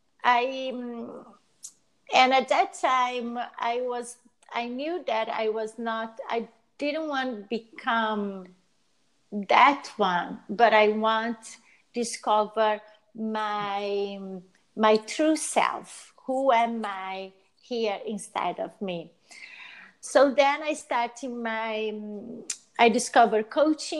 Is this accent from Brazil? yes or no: yes; Brazil; moved away as an adult; also born or lived in Italy; I'm originally from Brazil and my family is from Brazil